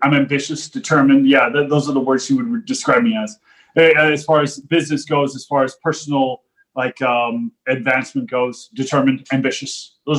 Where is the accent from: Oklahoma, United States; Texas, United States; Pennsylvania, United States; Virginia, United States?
Texas, United States; deep South; moved away as an adult; now in Los Angeles, United States; I grew up in Texas. I grew up in deep South Texas on the border with Mexico. Spent my entire life there from 83 when I entered this world till 2005 when I moved from Texas out to Los Angeles, California